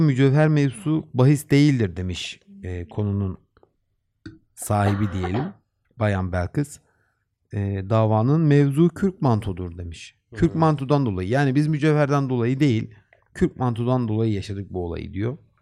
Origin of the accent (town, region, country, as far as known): Black Sea Region, Turkey